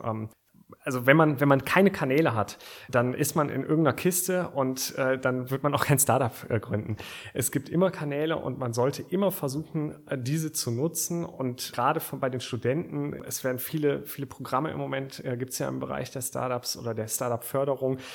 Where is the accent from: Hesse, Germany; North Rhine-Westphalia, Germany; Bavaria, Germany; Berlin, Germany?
North Rhine-Westphalia, Germany; Aachen; Ich komme aus Aachen. Ich bin gebürtiger Aachener